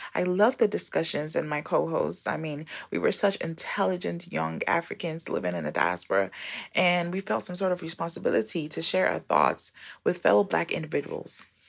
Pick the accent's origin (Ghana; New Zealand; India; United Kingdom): Ghana; now in United States; I am originally from Ghana, um, yes, the home of the best jollof. I am based here in, uh, the U S